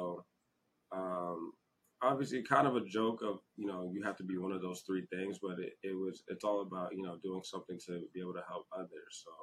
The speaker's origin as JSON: {"language": "English", "country": "Nigeria", "said": "as a Nigerian, I feel like that's that's what like most parents tell their kids they got"}